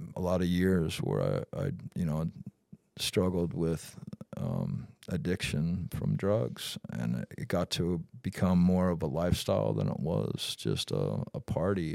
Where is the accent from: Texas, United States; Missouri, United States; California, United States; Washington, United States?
Washington, United States; Vancouver, the Northwest; also born or lived in Battle Ground, Washington / Vashon Island, Washington; being just a kid growing up in the Northwest